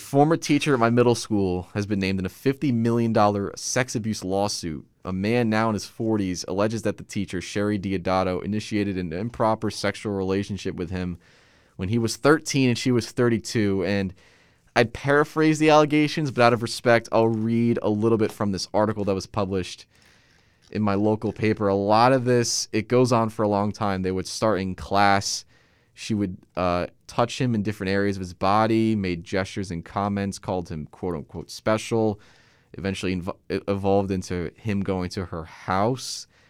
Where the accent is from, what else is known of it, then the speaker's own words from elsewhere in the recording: Middletown, New Jersey, United States; I live in a specific section of Middletown, New Jersey called Lincroft